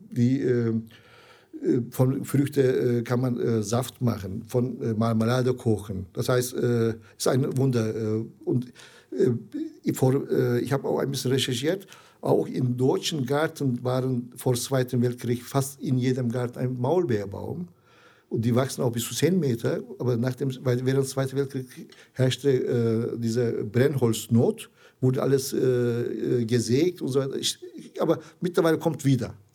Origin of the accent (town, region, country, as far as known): Zonguldak, Turkey; born or raised there; German is a second language; now in Essen, Germany